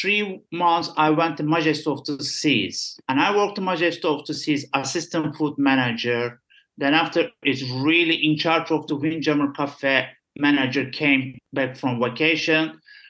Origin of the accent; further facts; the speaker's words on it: Istanbul, Turkey; English is a second language; I'm from Istanbul